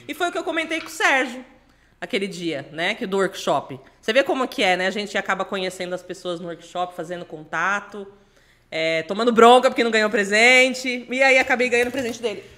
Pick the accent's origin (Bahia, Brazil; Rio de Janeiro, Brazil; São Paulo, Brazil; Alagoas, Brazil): São Paulo, Brazil; Pederneiras; now in São Paulo, Brazil; no Distrito Industrial de Pederneiras, que é a cidade onde eu nasci